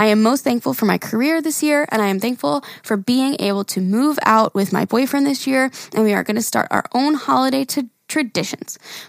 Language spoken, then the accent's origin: English; Syracuse, New York, United States; I'm a teacher from Central New York, Syracuse, and this is only my second year.